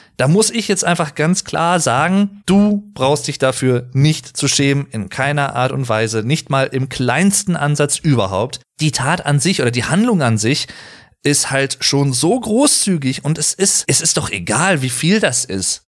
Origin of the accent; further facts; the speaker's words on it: Germany; ich persönlich als Deutscher